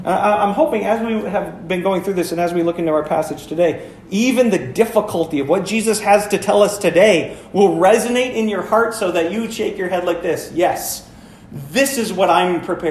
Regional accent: Florence, Wisconsin, United States; moved away; I grew up over in Florence

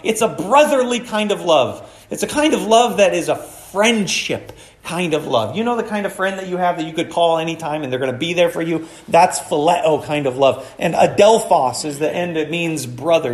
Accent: Florence, United States; I grew up in Florence

